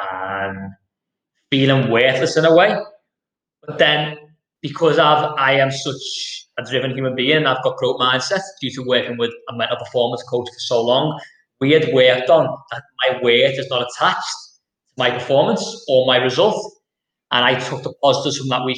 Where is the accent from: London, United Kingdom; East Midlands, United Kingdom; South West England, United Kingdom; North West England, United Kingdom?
North West England, United Kingdom; Liverpool; I'm from Liverpool. I'm from Anfield, Liverpool, which is a deprived area.